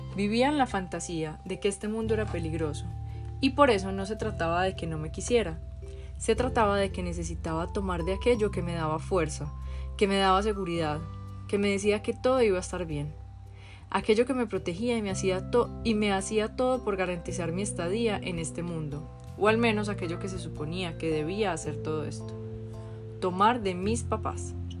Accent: Medellín, Antioquia, Colombia; Yo nací en Medellín, Colombia en 1985, una época de mucha violencia, muchísima, violencia en serio. Crecí yendo en el carro con mi mamá y mis hermanos

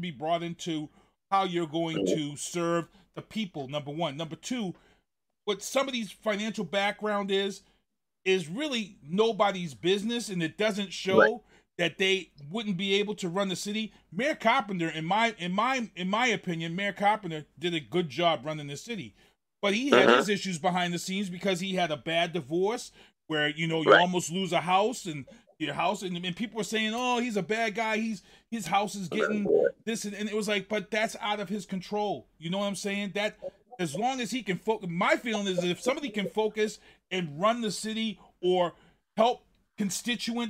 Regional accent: Boston, Massachusetts, United States; moved away; also born or lived in Brockton, Massachusetts; I grew up in Mission Hill. My dad moved us out here in 78

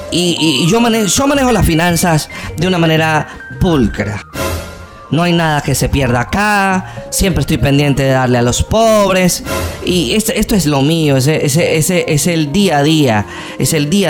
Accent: Argentina; yo, yo soy argentino y soy incapaz de traicionar.

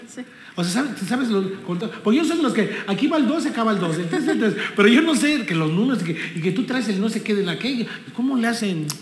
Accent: Texcoco, State of Mexico, Mexico; somos mexicanos, somos texcocanos

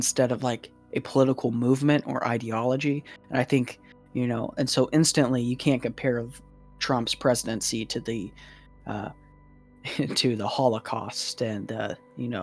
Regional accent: Oklahoma, United States; I grew up in Oklahoma.

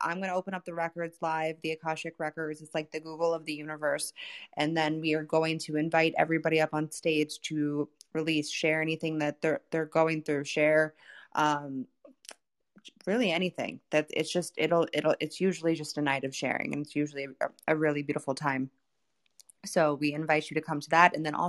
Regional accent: Florida, United States; moved away as an adult; I grew up in Florida my entire life. There's no seasons there.

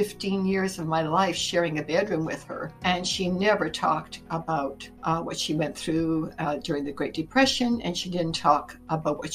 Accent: Winnipeg, Manitoba, Canada; now in Campbell River, Canada; I was born in Winnipeg, Manitoba, which is sort of the heart of Canada in the middle of the prairies

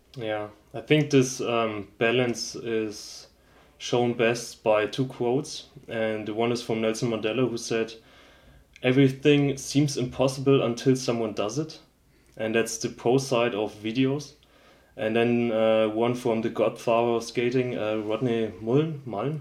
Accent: Schweinfurt, Bavaria, Germany; I'm actually from Schweinfurt, which is a industrial city

